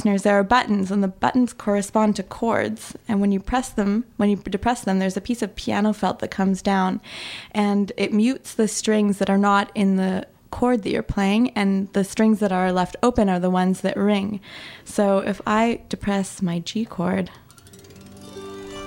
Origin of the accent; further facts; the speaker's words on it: Edmonton, Alberta, Canada; now in Montreal, Canada; I grew up in Edmonton, so that's also home. But Montreal's been home for 11 years